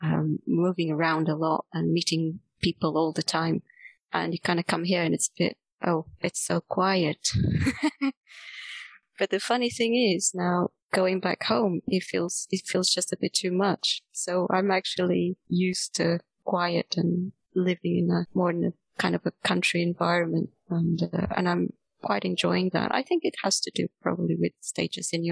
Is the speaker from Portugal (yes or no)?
yes; Porto, Norte, Portugal; moved away as an adult; also born or lived in Reading, United Kingdom; now in Exeter, United Kingdom; I was in Porto, which is my hometown in Portugal